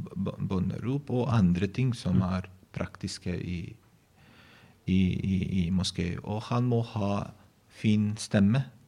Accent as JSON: {"language": "Norwegian", "country": "Bosnia & Herzegovina", "tie": "born or raised there", "second_language": "Norwegian", "moved": "as an adult", "lives_now": "Norway", "said": "jeg, vokste opp jeg, jeg ble født i Bosnia og Herzegovina, tidligere Jugoslavia"}